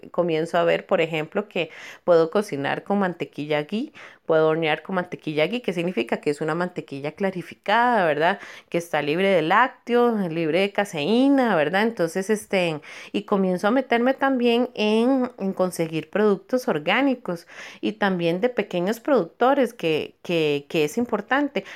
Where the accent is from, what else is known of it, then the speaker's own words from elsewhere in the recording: Cartago, Costa Rica; amo mi pueblo de Cartago